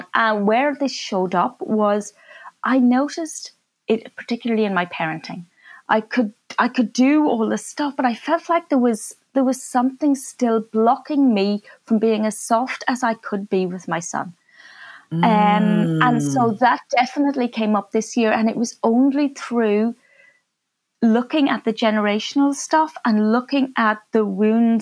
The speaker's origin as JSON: {"language": "English", "country": "Ireland", "moved": "yes", "said": "my family, we came from Ireland"}